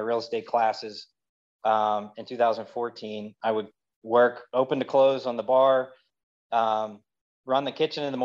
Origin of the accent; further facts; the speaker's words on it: Lancaster, Pennsylvania, United States; also born or lived in Atlanta, Georgia; we relocated to Lancaster when I was about 2.5, 3 years old for my dad to take a new position up here. I'm practically lived here my entire life